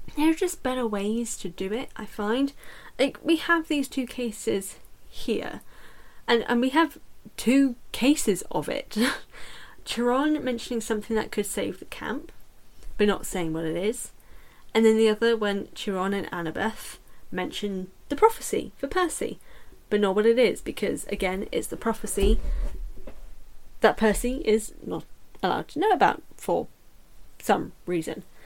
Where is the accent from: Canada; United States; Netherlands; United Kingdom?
United Kingdom; I'm British as well